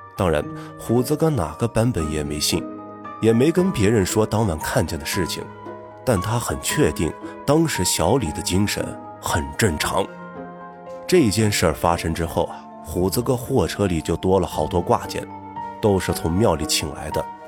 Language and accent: Chinese; Gulang, Gansu, China; 我们老家鼓浪县呢，是四面环山，地处啊，算是偏僻了